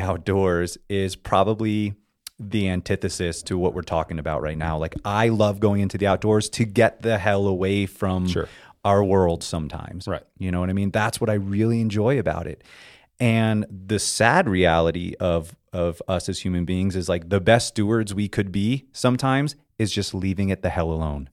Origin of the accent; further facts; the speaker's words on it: South Florida, United States; moved away as an adult; now in California, United States; I grew up in South Florida, and my outdoor community was on the sea